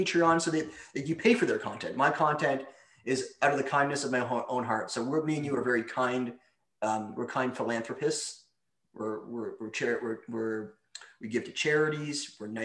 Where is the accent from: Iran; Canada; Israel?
Canada; I'm from Canada, where like hockey originated